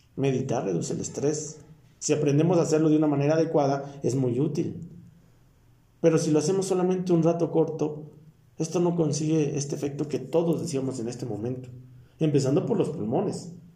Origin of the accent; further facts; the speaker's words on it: Mexico; nosotros como mexicanos